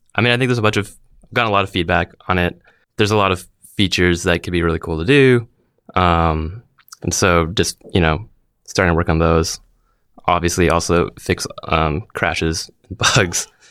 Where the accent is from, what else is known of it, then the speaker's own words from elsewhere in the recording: Vancouver, British Columbia, Canada; moved away as an adult; now in San Francisco, United States; born and raised in Vancouver